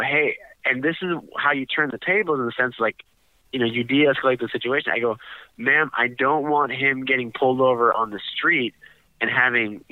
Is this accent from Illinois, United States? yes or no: yes; Chicago, Illinois, United States; this is my hometown